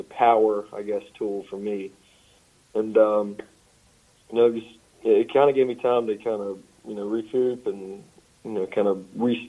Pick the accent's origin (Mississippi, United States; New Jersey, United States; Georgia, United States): Mississippi, United States; Pearl; Pearl, my hometown. You know, just growing up in that environment all the time